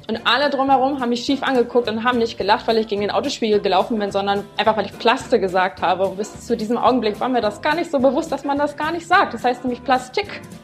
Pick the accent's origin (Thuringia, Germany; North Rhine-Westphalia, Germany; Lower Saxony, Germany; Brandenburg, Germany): Brandenburg, Germany; moved away; Ich komme ja, wie gesagt, aus Brandenburg und da haben manche Begriffe ganz andere äh, Namen